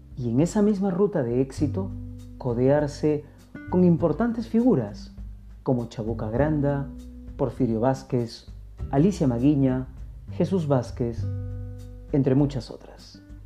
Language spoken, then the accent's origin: Spanish; Peru; nuestro Perú